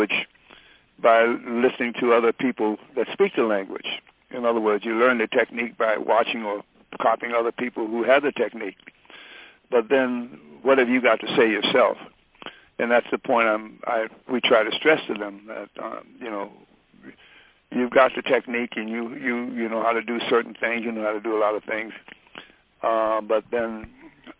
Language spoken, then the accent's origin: English; Detroit, Michigan, United States; moved away; Detroit, growing up in Detroit, was like going to a jazz university